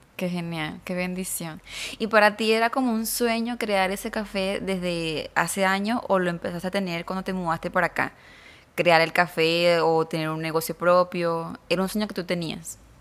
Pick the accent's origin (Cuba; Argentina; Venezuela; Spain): Venezuela; now in Monterrey, Mexico; yo soy de Caracas, bueno, no de la, cerca de la capital de Caracas, de Venezuela